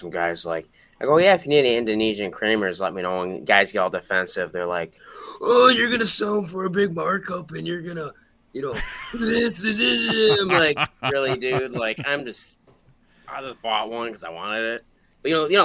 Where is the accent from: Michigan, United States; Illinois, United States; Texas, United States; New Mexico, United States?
Michigan, United States; Romeo; It's up here in Michigan. It's my hometown, Romeo